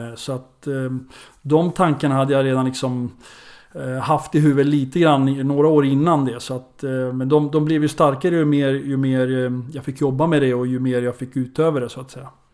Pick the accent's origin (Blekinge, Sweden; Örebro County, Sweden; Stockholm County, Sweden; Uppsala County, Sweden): Örebro County, Sweden; Örebro; born or raised there; moved away